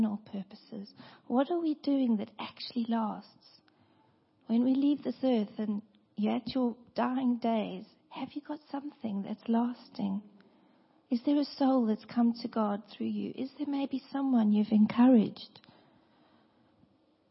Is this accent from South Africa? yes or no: yes; South Africa; moved away; I come from South Africa